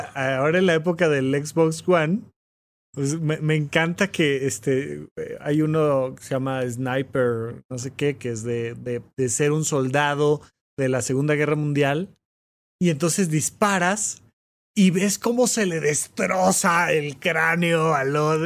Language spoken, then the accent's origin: Spanish; Almoloya de Juárez, State of Mexico, Mexico; now in Mexico City, Mexico; yo vivía en Almoloya de Juárez